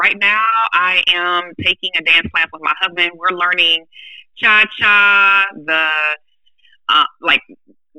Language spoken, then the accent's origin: English; Michigan, United States; originally, I was born in Michigan